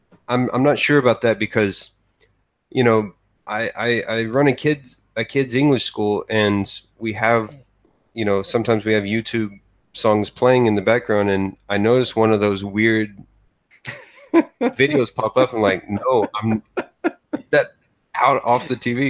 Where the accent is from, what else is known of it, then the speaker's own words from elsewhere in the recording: United States; moved away as an adult; also born or lived in Texas; now in Japan; as an American